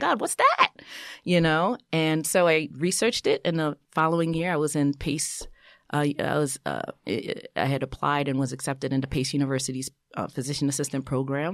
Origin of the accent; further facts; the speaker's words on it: New York City, New York, United States; also born or lived in Brooklyn / Haiti (ancestry); born in Brooklyn, raised in Queens of, uh, first generation, um, Haitian American